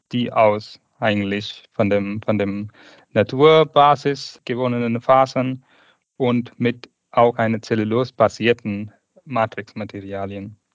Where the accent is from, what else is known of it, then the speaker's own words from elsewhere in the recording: Tamil Nadu, India; German is a second language; Ich komme aus ursprünglich aus Indien, geboren in 1985 in dem Südindien, Tamil Nadu.